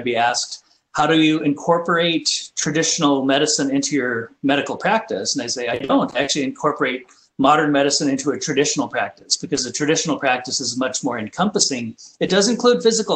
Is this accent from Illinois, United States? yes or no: no; Tempe, Arizona, United States; also born or lived in Pine Ridge Indian Reservation, South Dakota; I'm originally from South Dakota on the Pine Ridge Indian Reservation. When I was in grade school, however, we moved to Arizona. So I spent most of my childhood and early adulthood in Tempe, Arizona